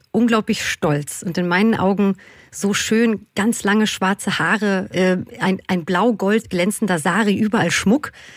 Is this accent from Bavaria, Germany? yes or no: no; Berlin, Germany; ich bin ja Berlinerin und quasi kann man so sagen, mit einer queeren Community um mich herum aufgewachsen